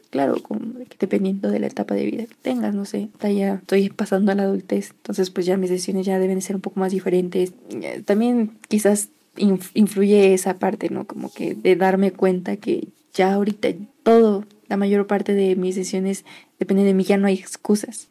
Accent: Toluca, State of Mexico, Mexico; soy del Estado de México, en específico de Toluca.

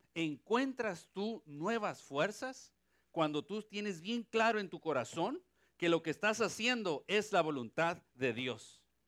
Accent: Mexico; now in Ponce, Puerto Rico; Soy mexicano y tengo sangre de Pancho Villa.

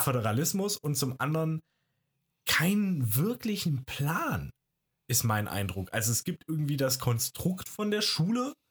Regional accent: Baden-Württemberg, Germany

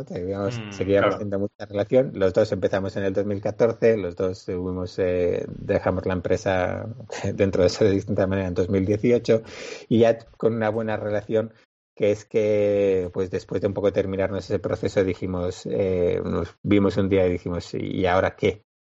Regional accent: Bilbao, Basque Country, Spain; somos de Bilbao

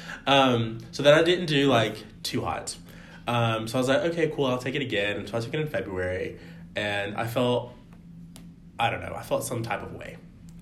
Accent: Georgia, United States; I am from Georgia. I went to undergrad in Georgia

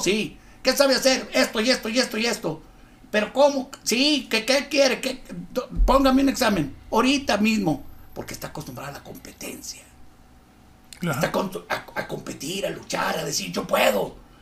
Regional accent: Torreón, Coahuila, Mexico; also born or lived in Acapulco, Guerrero / Río Bravo / Mexico City; Yo llegué el 18 de marzo a cuarto de primaria. Nací, viví un tiempo muy corto en Acapulco y de ahí nos llevaron a México porque cambiaron a mi papá y empezó el peregrinar de ahí, venimos aquí, y mi papá dijo, aquí vamos a quedarnos. Este es el lugar que para mí es el ideal, el ambiente, la gente. El clima nos gustó, que, siempre fue muy extremoso como siempre, pero todos nos aclimatamos

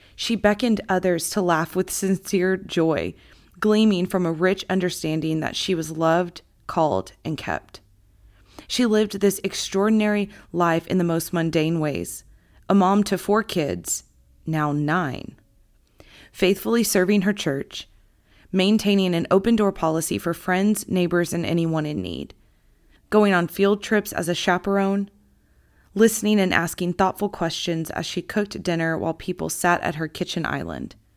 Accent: Gunter, Texas, United States; also born or lived in Houston, Texas; my hometown

